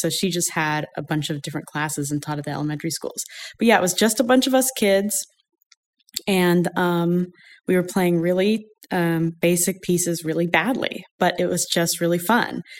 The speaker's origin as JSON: {"language": "English", "town": "Ashland", "region": "Oregon", "country": "United States", "tie": "born or raised there", "said": "I grew up in Southern Oregon, Ashland, Oregon."}